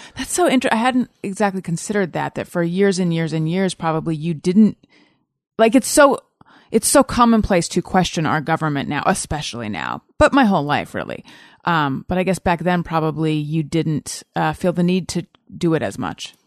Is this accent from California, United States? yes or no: yes; Orange County, California, United States; also born or lived in Oakland; I was born in Oakland and we lived there for like a year and then we moved down to Orange County